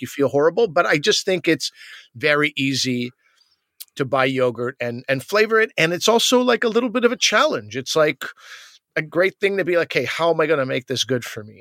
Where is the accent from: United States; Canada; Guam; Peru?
Canada; Quebec; I'm from Quebec